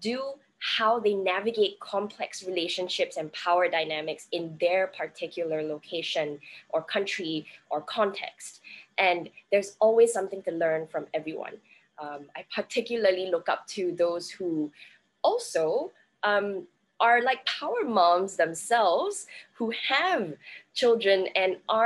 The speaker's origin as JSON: {"language": "English", "country": "Singapore", "said": "I'm currently calling in from Singapore. I am Singaporean, but I work in and around Southeast Asia"}